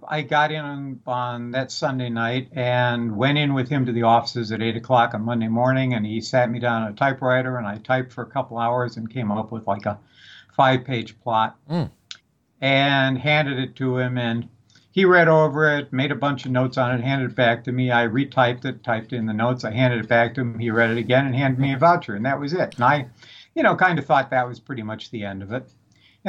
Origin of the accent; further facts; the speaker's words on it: Madison, Wisconsin, United States; moved away; I was living in Madison, Wisconsin. I grew up in Madison, Wisconsin.